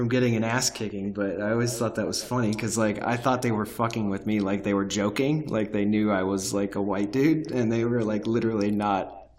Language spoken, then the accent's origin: English; Fullerton, California, United States; I'm from Fullerton.